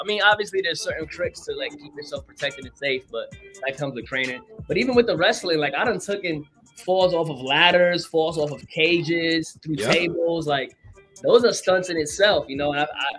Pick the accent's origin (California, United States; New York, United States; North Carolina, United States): New York, United States; New York City; I'm from New York. You know, I'm a Puerto Rican from Brooklyn.